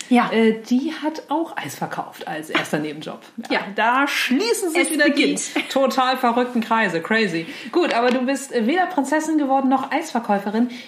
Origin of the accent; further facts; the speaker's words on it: Flensburg, Schleswig-Holstein, Germany; wo bist du aufgewachsen? In Flensburg.